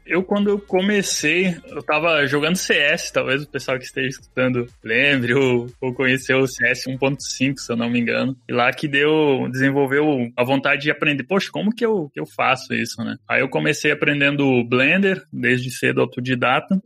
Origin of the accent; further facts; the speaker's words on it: interior of Rio Grande do Sul, Brazil; moved away; also born or lived in Joinville; eu cresci numa cidadezinha minúscula no interior do Rio Grande do Sul